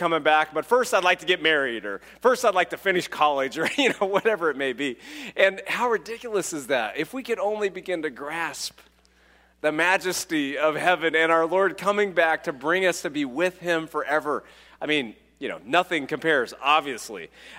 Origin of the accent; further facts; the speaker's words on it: California, United States; So when I was a child, I grew up in California, and my friend, I was a city guy, but my friend had some land